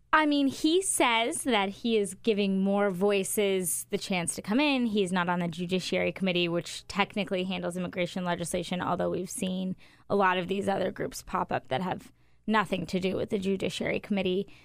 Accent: Arizona, United States; moved away; I'm from Arizona

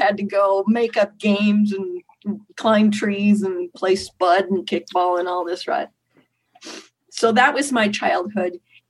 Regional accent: Minneapolis, Minnesota, United States; because I grew up in Minneapolis

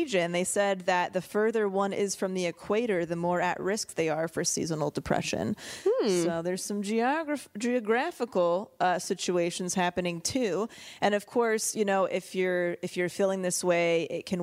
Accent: California, United States; growing up in California

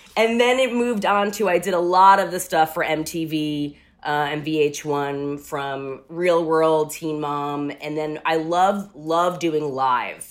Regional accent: Rockland County, New York, United States; moved away as an adult; also born or lived in Manhattan, New York; now in Los Angeles, United States; I grew up in Rockland County, New York.

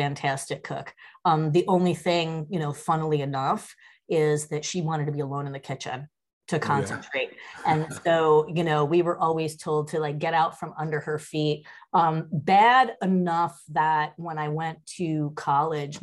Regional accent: Danbury, Connecticut, United States; also born or lived in Yonkers, New York; So I was in Danbury

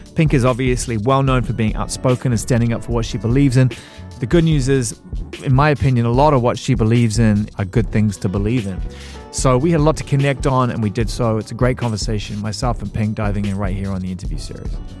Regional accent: New Zealand; moved away; also born or lived in London; I'm from, I'm from New Zealand via London.

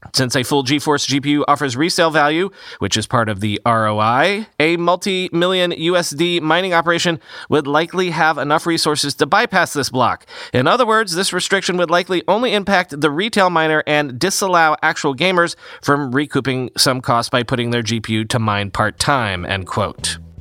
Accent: Florida, United States; moved away; growing up in Florida

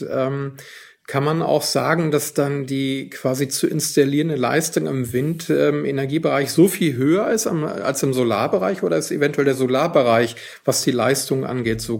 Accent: Northern Germany, Germany; ich als Norddeutscher kann das sagen, es besteht häufig als das Vorurteil gegenüber Norddeutschland, dass da weniger Sonne scheint.

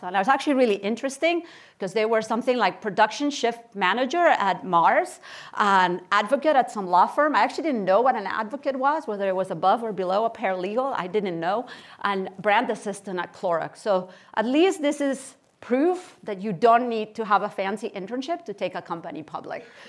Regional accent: Barcelona, Catalonia, Spain; moved away as an adult; also born or lived in Kansas City, Missouri / Stanford, California; I was born in Barcelona, Spain, and I spent uh, my childhood and my teenage years there.

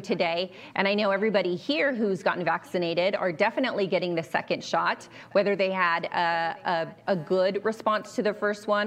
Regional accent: California, United States; moved away; I'm originally from California

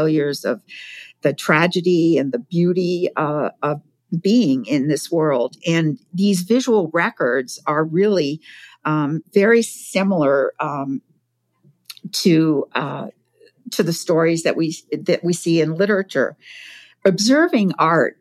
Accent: Provincetown, Massachusetts, United States; I grew up in Provincetown, Massachusetts.

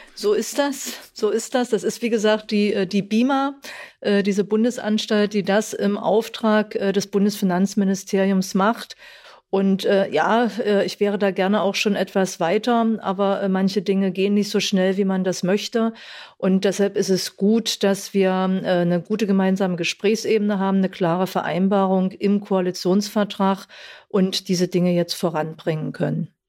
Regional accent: Saxony-Anhalt, Germany; ich komme aus Sachsen-Anhalt

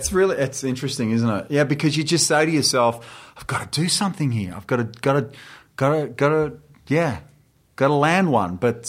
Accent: Australia; moved away; they're calibrating the fact that I'm Australian.

